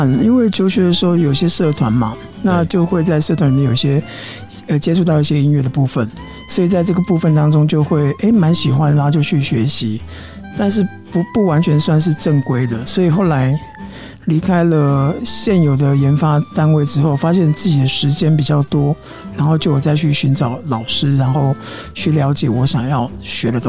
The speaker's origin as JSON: {"language": "Chinese", "country": "Taiwan", "said": "有有些英文老歌，然后有些就是民歌啊，然后有早期的台湾民谣。啊，本身我是客家人，我也会唱一些客家歌哦。"}